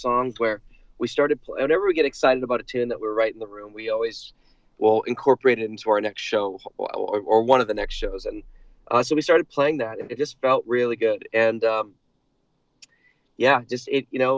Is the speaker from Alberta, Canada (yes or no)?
no; Vancouver, British Columbia, Canada; growing up in Vancouver